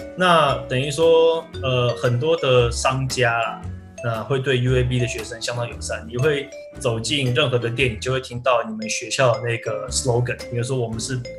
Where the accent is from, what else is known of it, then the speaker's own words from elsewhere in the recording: Taiwan; moved away as an adult; also born or lived in United States; 我们在台湾